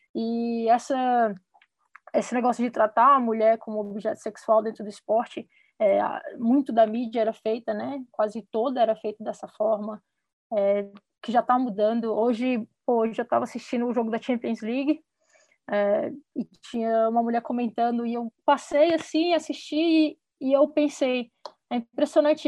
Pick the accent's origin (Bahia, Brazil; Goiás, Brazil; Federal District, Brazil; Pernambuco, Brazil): Federal District, Brazil; Brasília; moved away as an adult; also born or lived in United States; sou de Brasília também